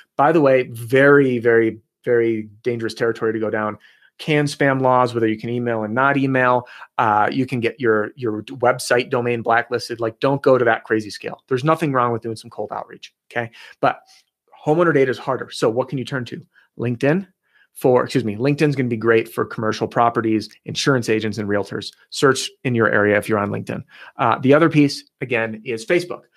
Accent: Chicago, Illinois, United States; I grew up in the Chicagoland area

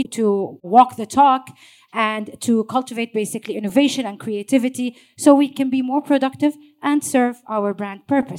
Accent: Jordan; moved away as an adult; also born or lived in Saudi Arabia; now in Dubai, United Arab Emirates; My hometown is Jordan, but I was born in Saudi Arabia, so that's not where I was born, but I've lived in Jordan throughout my younger years, and I've been in Dubai for over 15 years, so I call this home as well.

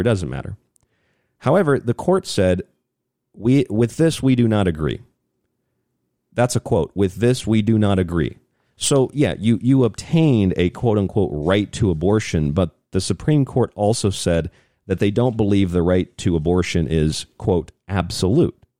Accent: Florida, United States; In the state of Florida, where I'm from, my home state

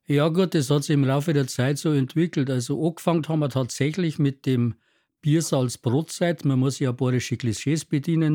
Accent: Trostberg, Bavaria, Germany; ich bin aus Trostberg

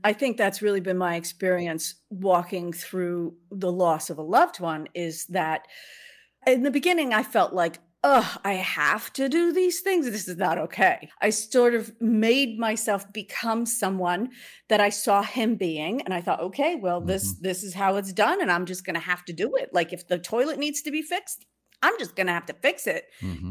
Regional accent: Boston, Massachusetts, United States; born or raised there

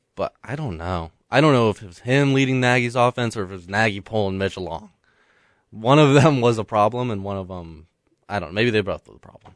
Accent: Metro Atlanta, Georgia, United States; That is actually in my hometown. Duluth

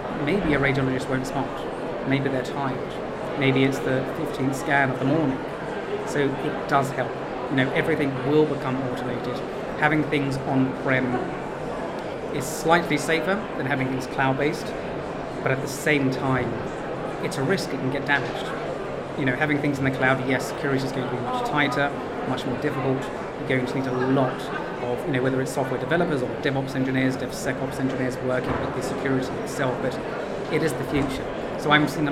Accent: Greece; being Greek

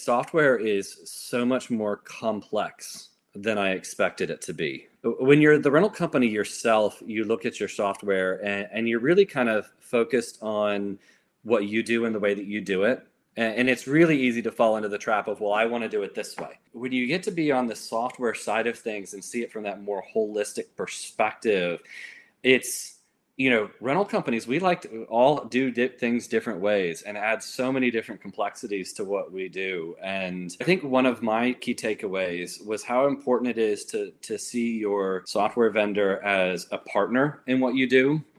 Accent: Georgia, United States; also born or lived in Florida; I would say I'm mostly from Georgia. People don't always agree with me because I don't sound like I'm from Georgia. I was born in Florida, first 9 years in Florida, and so that's where I developed a lot of my accent from.

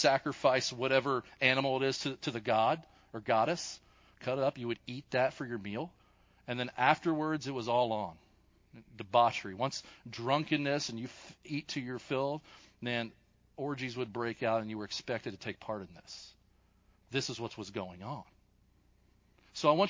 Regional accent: Kentucky, United States; accent: Kentucky; my Kentucky accent

